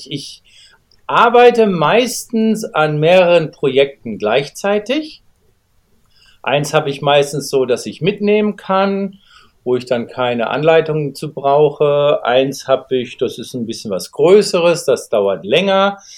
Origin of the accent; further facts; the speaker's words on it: Germany; now in Nagoya, Japan; Also, wie du schon gesagt hast … Ich komme aus Deutschland, lebe aber mittlerweile seit 21 Jahren in Japan, genauer in der Nähe von Nagoya.